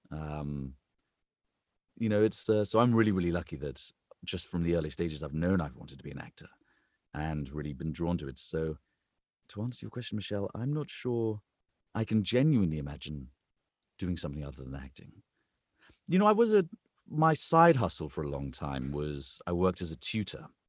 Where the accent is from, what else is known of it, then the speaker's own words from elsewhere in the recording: England, United Kingdom; accent: British; moved away as an adult; now in United States; I'm an English man